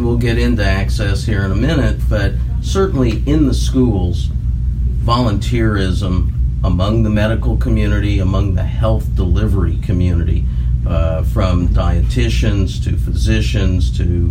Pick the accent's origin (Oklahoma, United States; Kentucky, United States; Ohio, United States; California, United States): Oklahoma, United States; when I grew up in Oklahoma